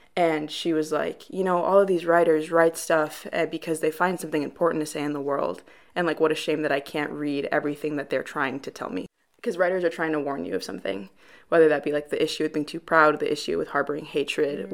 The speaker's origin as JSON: {"language": "English", "town": "Chicago", "region": "Illinois", "country": "United States", "moved": "as an adult", "lives_now": "Wheaton, United States", "said": "I'm from Chicago, Illinois, proper city, so not necessarily Wheaton, but actual wow. Chicago."}